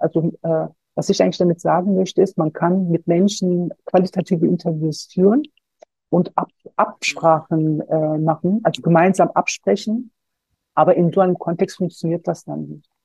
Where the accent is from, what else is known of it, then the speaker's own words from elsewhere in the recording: Solingen, North Rhine-Westphalia, Germany; ich bin selber Solingerin äh, ich bin gebürtige Solingerin und ich war damals 19 Jahre alt, als der Brandanschlag verübt wurde. Wir haben ein paar Kilometer entfernt von der Familie Gensch gewohnt